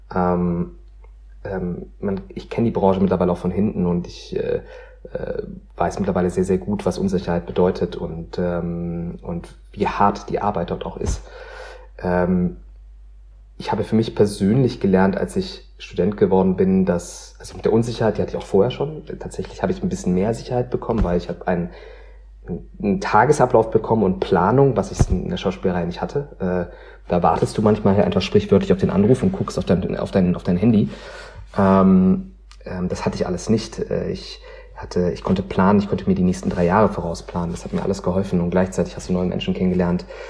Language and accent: German; Meckenheim, North Rhine-Westphalia, Germany; ich bin ja in Meckenheim-Rheinbach groß geworden, das ist bei Bonn